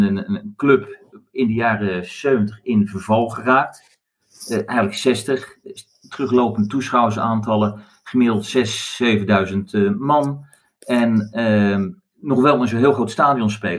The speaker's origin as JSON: {"language": "Dutch", "country": "Netherlands", "said": "ik kom uit Nederland"}